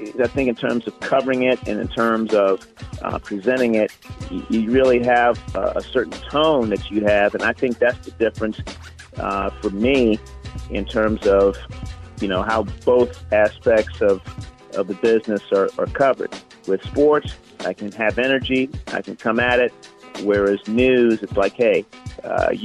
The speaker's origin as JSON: {"language": "English", "town": "Baltimore", "region": "Maryland", "country": "United States", "tie": "born or raised there", "said": "growing up in Baltimore, Maryland, my folks"}